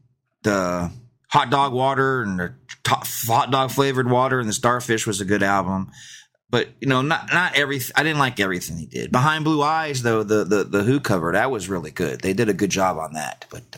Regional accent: Georgia, United States; But I grew up in Georgia, so they were kind of, hey, don't put that on the radio.

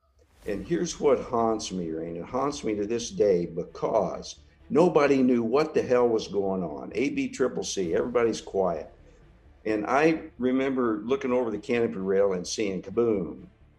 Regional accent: Kansas, United States; I grew up in Kansas. My dad was a cowboy. He was a tough-as-nails guy, but a very soft heart. And I graduated from a very small graduating class of 19 in Southeast Kansas. I went to Wichita State

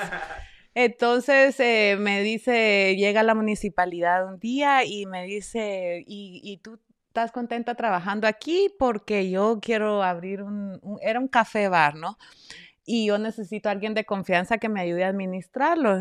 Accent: Esquipulas, Chiquimula, Guatemala; also born or lived in New Haven, Connecticut; now in United States; nosotros pues somos de Guatemala, los dos somos del mismo pueblo, Esquipulas, Chiquimula, Guatemala.

